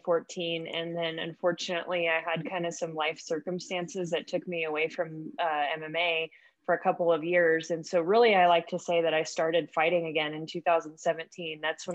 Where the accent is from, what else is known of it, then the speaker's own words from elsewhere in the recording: Paradise, California, United States; moved away; also born or lived in Knoxville, Tennessee / East Tennessee; I grew up in Northern California. So just kind of like in the mountains. I don't know if you heard of the town Paradise that kind of burned down.